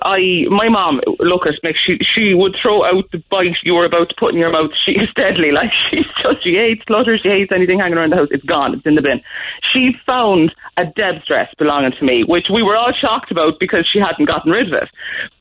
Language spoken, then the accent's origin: English; Waterford, Munster, Ireland; now in Cobh, Ireland; I'm from Waterford, Mick, where we also say Shellacky Bookie